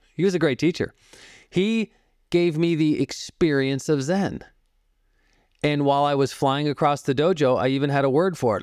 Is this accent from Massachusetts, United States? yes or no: yes; Boston, Massachusetts, United States; now in Phoenix, United States; I grew up in the Boston area. I live in Phoenix now